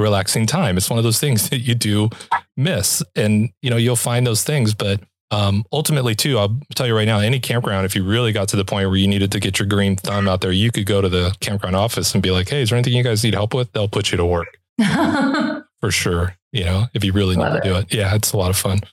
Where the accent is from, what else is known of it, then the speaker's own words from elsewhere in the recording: Los Angeles, California, United States; moved away; also born or lived in Granada Hills; I'm from like LA, like my liquor store and grocery store burnt down